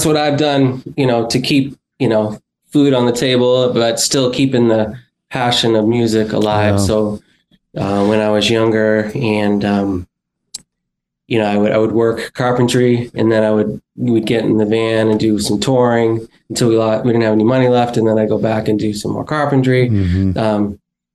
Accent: Lowell, Massachusetts, United States; also born or lived in Pacific Northwest; I was born in Lowell.

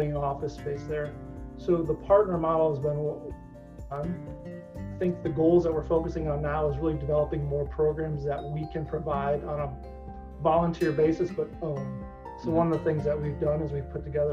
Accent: Northwest Ohio, United States; now in Columbus, United States; I grew up in Northwest Ohio, and very involved in the community

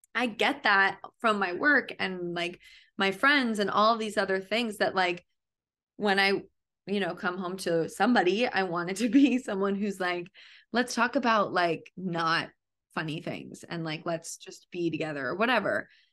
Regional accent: Connecticut, United States; I grew up in Connecticut

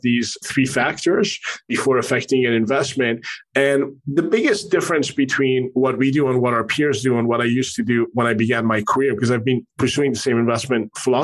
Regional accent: Paris, Île-de-France, France; also born or lived in Middle East / Manhattan, New York, United States / Canada; now in Miami, United States; I was born in the Middle East and grew up in France. I have a Canadian passport and have spent the past quarter of a century in Manhattan

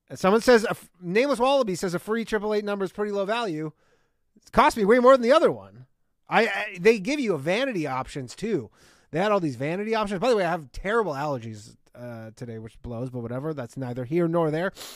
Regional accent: Canada; now in United States; I myself grew up in Canada

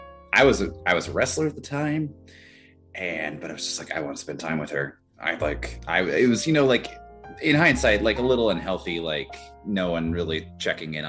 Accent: Kirksville, Missouri, United States; moved away as an adult; also born or lived in Kentucky; now in Ohio, United States; I stayed in my hometown

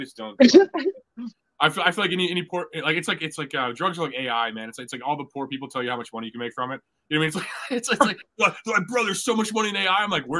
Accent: Ireland; I can't do it. I'm Irish, man. That's how we say goodbye.

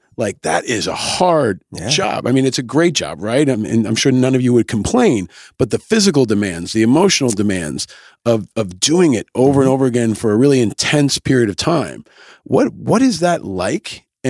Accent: New York, United States; I grew up in New York

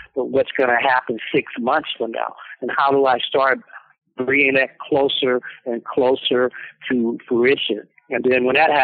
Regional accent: Gaston, Alabama, United States; I was born in 1952 in Gaston, Alabama

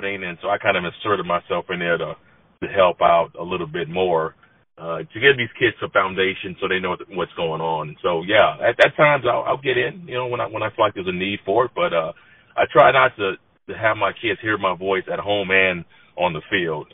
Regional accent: San Diego, California, United States; moved away as an adult; also born or lived in Long Beach / Georgia / Denver; I'm from San Diego, born and raised in San Diego

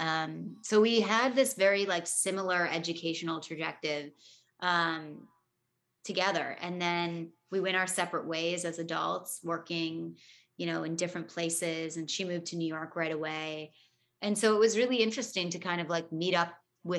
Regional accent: Toronto, Ontario, Canada; growing up in Toronto and like acting here

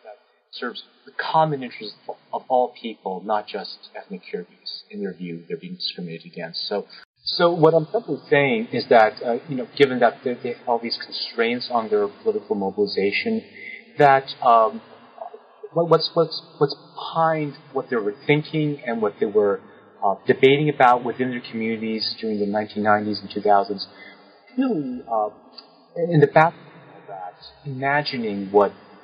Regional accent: New York City, New York, United States; moved away; also born or lived in Osh; I grew up in New York City

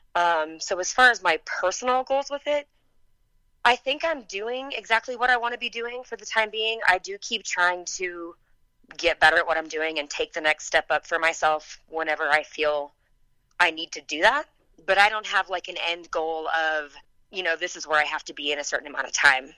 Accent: Kansas, United States; also born or lived in Texas; I was born in Texas. I grew up in Kansas

